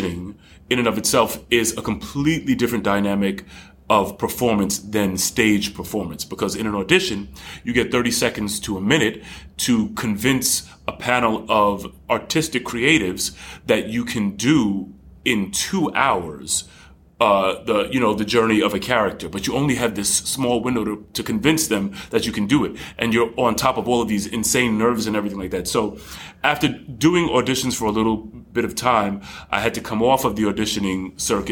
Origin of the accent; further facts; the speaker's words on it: Amityville, New York, United States; I grew up in Amityville